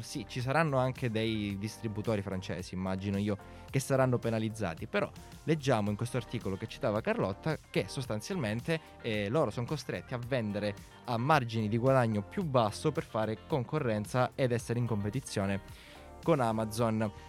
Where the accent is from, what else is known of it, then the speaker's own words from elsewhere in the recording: Calabria, Italy; now in Milan, Italy; Sono di una City molto ma molto più a sud. Sono calabrese, quindi io so- mi sono trapiantato qui a Milano